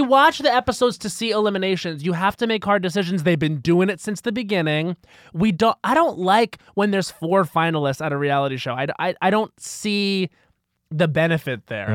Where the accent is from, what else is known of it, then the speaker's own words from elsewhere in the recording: Long Island, New York, United States; I'm from Long Island where it was very sports. Like, my dad was very much a sports dad